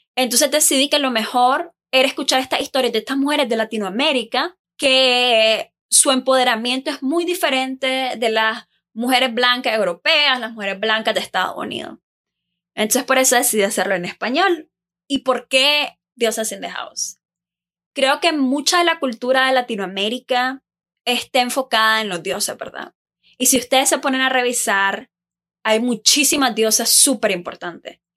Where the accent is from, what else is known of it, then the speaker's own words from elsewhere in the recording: Nicaragua; moved away as an adult; now in Taiwan; Soy de Nicaragua. Eh, actualmente vivo en Taiwán.